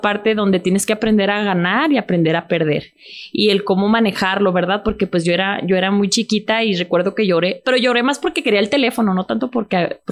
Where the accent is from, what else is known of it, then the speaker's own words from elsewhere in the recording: Ciudad Juárez, Chihuahua, Mexico; yo soy de Ciudad Juárez, Chihuahua